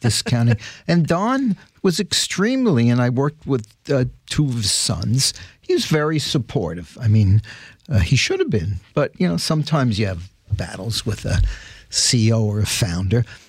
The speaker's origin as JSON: {"language": "English", "town": "New York City", "region": "New York", "country": "United States", "tie": "born or raised there", "said": "growing up in the Bronx"}